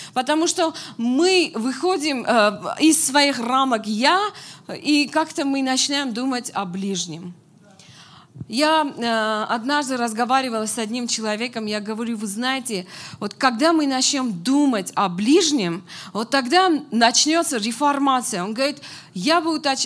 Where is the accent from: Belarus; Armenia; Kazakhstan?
Armenia; now in Moscow, Russia; мы, как армяне